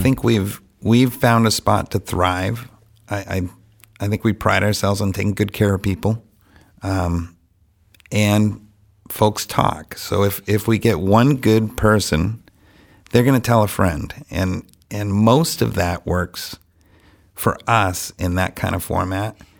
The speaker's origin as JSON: {"language": "English", "town": "Franklin", "country": "United States", "tie": "born or raised there", "said": "I was born and raised in Franklin"}